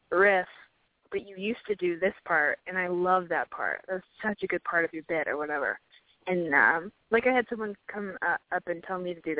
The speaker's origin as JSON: {"language": "English", "region": "Nebraska", "country": "United States", "moved": "as an adult", "lives_now": "Atlanta, United States", "said": "moved to Atlanta from Nebraska for school"}